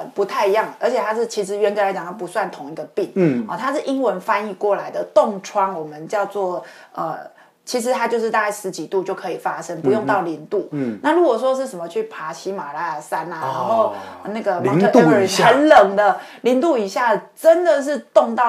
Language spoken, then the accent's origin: Chinese; Taiwan; 像我们台湾人比较特别，因为我们。呃，夏天很热，然后冬天可能我们也没有期待说会非常非常冷